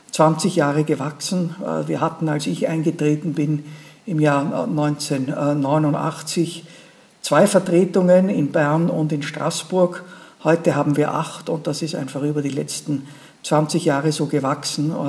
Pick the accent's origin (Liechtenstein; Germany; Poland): Liechtenstein; ja, bei uns in Liechtenstein bleiben wir länger auf, ähm, auf dem Posten.